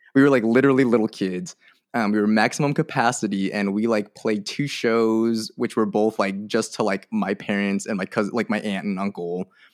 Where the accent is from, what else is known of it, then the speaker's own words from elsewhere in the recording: Merced, California, United States; I grew up in Merced, um, California